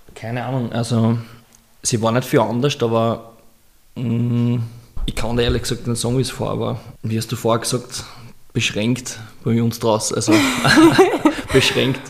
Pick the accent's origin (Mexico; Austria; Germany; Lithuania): Austria; ich bin Österreicher